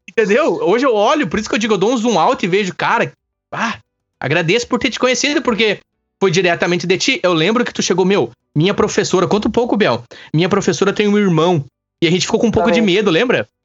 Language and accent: Portuguese; Campo Bom, Rio Grande do Sul, Brazil; also born or lived in Araricá; eu sou natural de Campo Bom